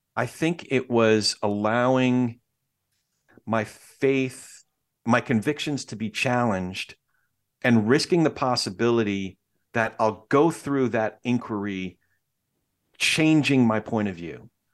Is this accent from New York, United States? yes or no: yes; New York, United States; my family is Jewish. We're all from New York.